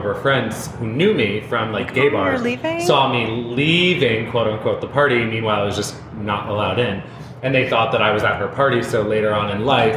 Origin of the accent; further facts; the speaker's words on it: Tewksbury, New Jersey, United States; moved away as an adult; also born or lived in Los Angeles, California; now in Nashville, United States; I grew up in New Jersey